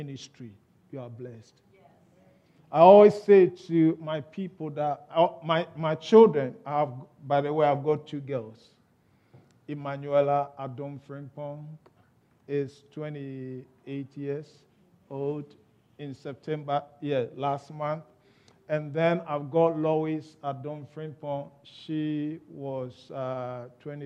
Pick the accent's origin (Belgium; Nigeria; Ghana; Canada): Ghana; accent: Ghanaian; moved away as an adult; now in United Kingdom; I was born in Ghana. I was bred in Ghana. I grew up in Ghana. I had my education in Ghana